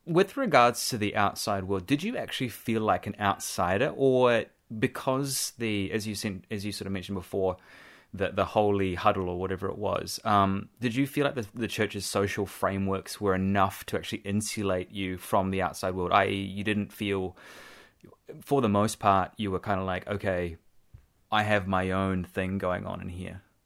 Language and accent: English; Nelson, New Zealand; I grew up in Nelson